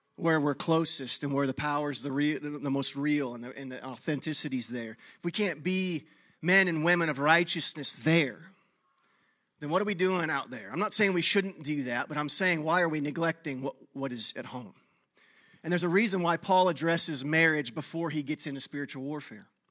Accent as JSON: {"language": "English", "region": "Texas", "country": "United States", "tie": "born or raised there", "moved": "yes", "said": "I grew up in Texas where there was no ice"}